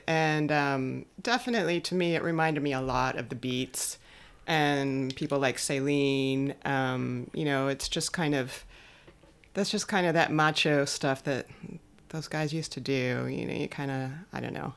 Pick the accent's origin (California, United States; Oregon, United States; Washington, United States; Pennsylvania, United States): California, United States; Los Angeles; us as Los Angelinos